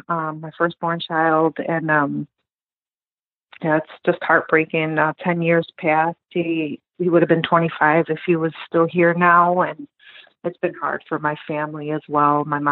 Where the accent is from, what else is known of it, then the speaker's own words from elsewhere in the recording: Cicero, Illinois, United States; also born or lived in Lyons, Illinois; That's the house I grew up in. We moved from Lyons, Illinois to Cicero.